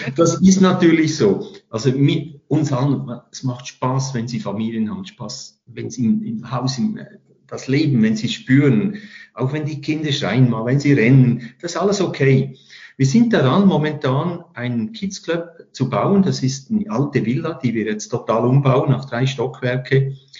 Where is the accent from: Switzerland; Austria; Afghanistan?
Switzerland; Lucerne; now in Interlaken, Switzerland; Als Luzerner